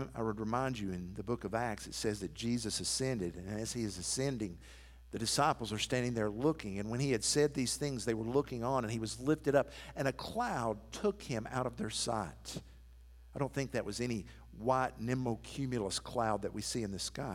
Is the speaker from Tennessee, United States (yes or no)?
yes; Athens, Tennessee, United States; moved away; my hometown of Athens